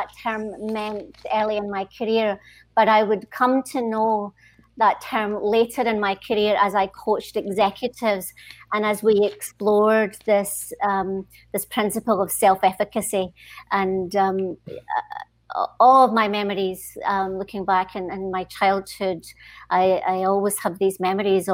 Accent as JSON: {"language": "English", "town": "Stoneyburn", "region": "Scotland", "country": "United Kingdom", "tie": "born or raised there", "also_born_or_lived": "Singapore", "moved": "yes", "said": "It was actually a small mining village in between Glasgow and Edinburgh, and the name of the village is Stonyburn, and so that's where I grew up"}